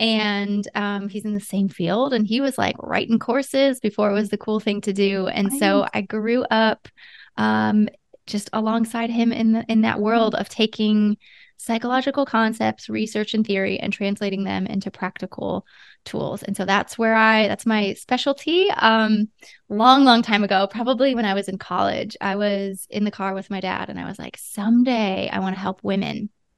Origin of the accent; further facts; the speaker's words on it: Ohio, United States; now in California, United States; And we live in California, but I'm from Ohio.